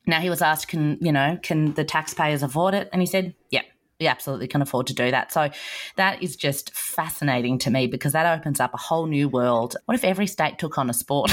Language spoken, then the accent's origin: English; Australia; as an Australian